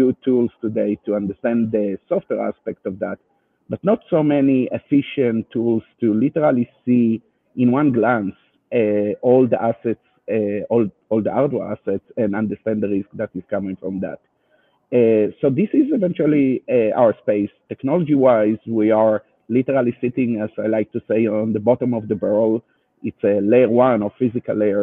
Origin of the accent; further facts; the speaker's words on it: Israel; accent: Israeli; English is a second language; you can hear my Israeli accent